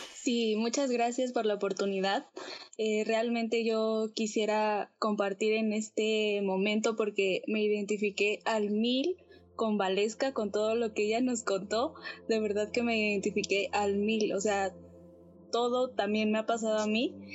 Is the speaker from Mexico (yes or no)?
yes; Mexico; soy de México